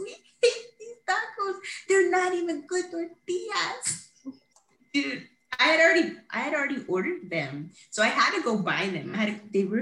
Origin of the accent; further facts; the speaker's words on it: Texas, United States; we grew up here in Texas